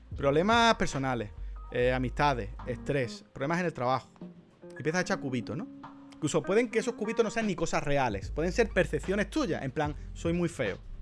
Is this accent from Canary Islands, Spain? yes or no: no; Andalusia, Spain; soy andaluz